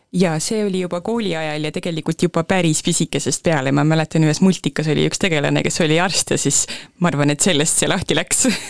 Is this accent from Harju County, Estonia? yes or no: no; Põltsamaa, Jõgeva County, Estonia; moved away as an adult; also born or lived in Tartu; mina olen Põltsamaal sündinud ja kasvanud, koolis käinud